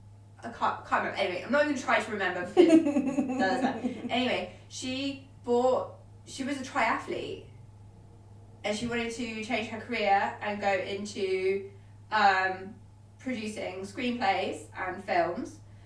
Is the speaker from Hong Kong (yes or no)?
no; United Kingdom; I'm still British.